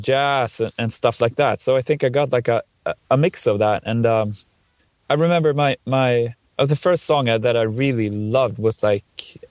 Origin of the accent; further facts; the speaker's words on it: Dalarna County, Sweden; moved away; where I come from in the region of Dalarna in Sweden